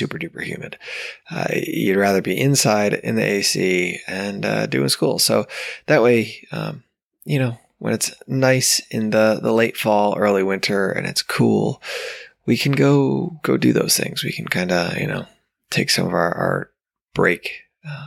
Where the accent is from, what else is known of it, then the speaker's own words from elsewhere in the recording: New York, United States; now in Georgia, United States; Growing up in New York